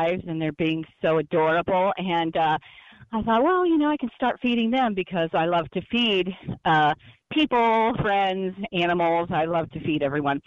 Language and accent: English; Texas, United States; moved away as an adult; now in New York City, United States; I didn't grow up in New York City or anything like that, but I've always loved animals growing up in Texas